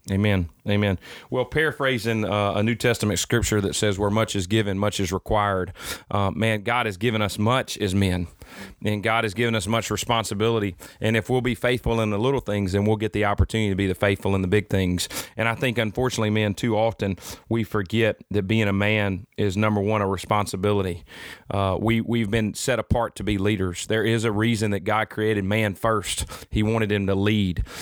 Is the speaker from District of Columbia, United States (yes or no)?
no; Mississippi Delta, United States; I'm from the Mississippi Delta.